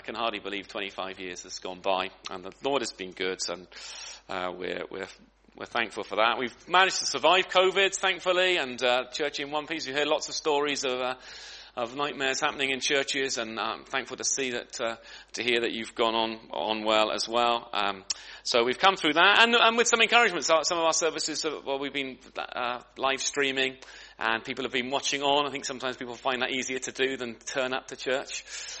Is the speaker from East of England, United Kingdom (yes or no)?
yes; Great Ellingham, East of England, United Kingdom; I was from Great Ellingham, and I was thinking, well, how many know where Great Ellingham is? It's in Norfolk, okay, in the middle of Norfolk, which means it's in the middle of nowhere, really. But it's a small village.